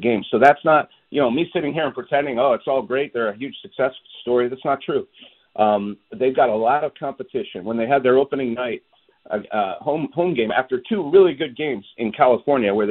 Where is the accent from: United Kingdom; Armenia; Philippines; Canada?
Canada; also born or lived in Montreal, Canada / Toronto, Canada; now in Seattle, United States; I grew up in Montreal and Toronto